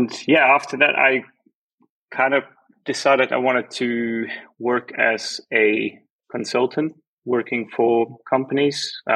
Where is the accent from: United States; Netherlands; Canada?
Netherlands; moved away as an adult; now in Germany; I'm from the Netherlands. I've been living in Germany for a while now